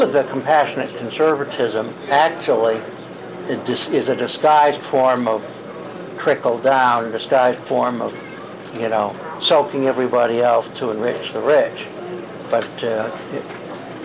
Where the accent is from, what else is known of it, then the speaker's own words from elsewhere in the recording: United States; also born or lived in Chicago / New York; now in Arlington, United States; my growing up in Chicago and New York